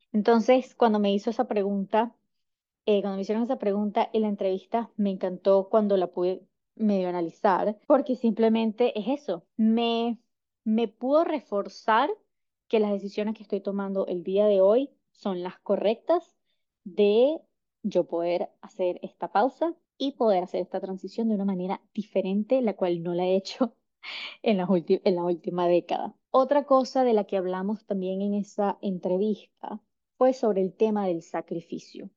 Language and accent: Spanish; Caracas, Capital District, Venezuela; moved away as an adult; also born or lived in United States; yo soy de Caracas, Venezuela.